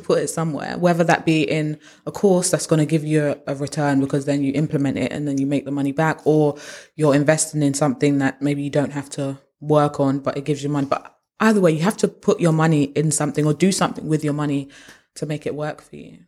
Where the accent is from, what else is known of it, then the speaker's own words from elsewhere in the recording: United Kingdom; we're British